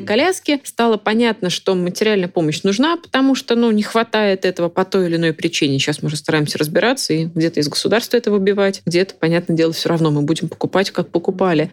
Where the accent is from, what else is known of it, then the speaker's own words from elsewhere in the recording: Moscow, Russia; Я из Москвы